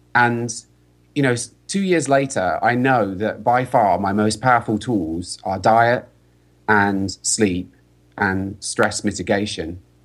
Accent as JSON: {"language": "English", "region": "London", "country": "United Kingdom", "moved": "as an adult", "lives_now": "California, United States", "said": "I'm British, I'm from London, and I was living in California."}